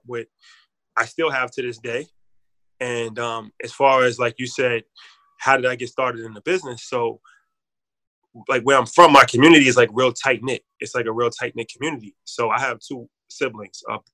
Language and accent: English; White Plains, New York, United States; also born or lived in Bronx, New York; I grew up in the Bronx. I'm from the Bronx originally. And I moved from the Bronx like age 10, and then I moved to White Plains, which is where I live now, in Westchester.